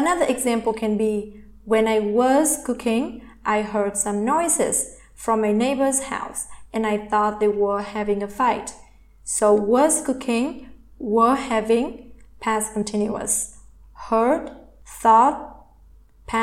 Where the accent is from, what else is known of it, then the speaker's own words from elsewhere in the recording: Vietnam; English is a second language; I am from Vietnam, and in Vietnamese language, we do not have tenses